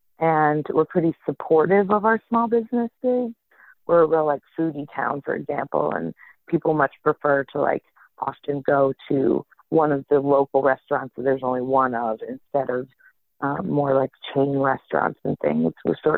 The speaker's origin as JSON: {"language": "English", "town": "Louisville", "region": "Kentucky", "country": "United States", "tie": "born or raised there", "moved": "as an adult", "said": "I was born and raised in Louisville, Kentucky, and I live here again now, although I've lived other places."}